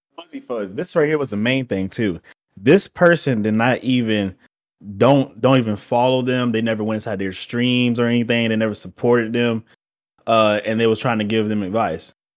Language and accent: English; Georgia, United States; I'm from Georgia. We from the South.